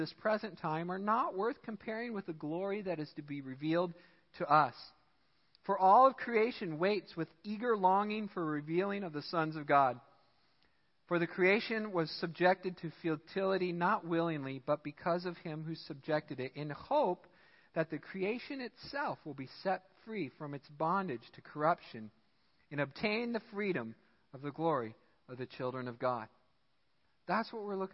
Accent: United States; I'm American

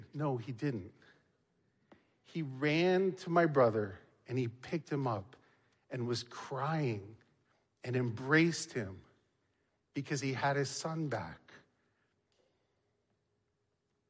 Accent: Niagara Falls, Ontario, Canada; When I was young, growing up in Niagara Falls, Ontario

